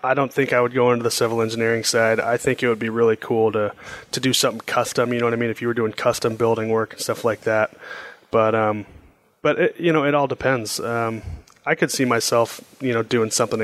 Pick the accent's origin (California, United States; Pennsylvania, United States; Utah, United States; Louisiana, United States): California, United States; Los Angeles; I get to be in my hometown